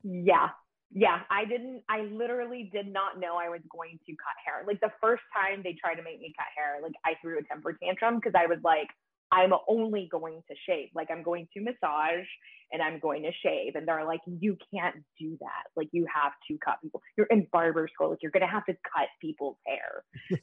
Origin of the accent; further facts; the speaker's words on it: Grand Prairie, Texas, United States; I grew up in Grand Prairie, Texas